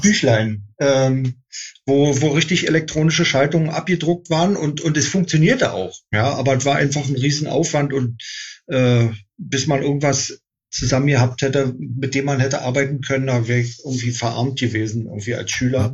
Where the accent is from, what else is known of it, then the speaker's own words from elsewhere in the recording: Berlin, Germany; ich bin in Berlin geboren, in Westberlin, also ein echtes Mauerkind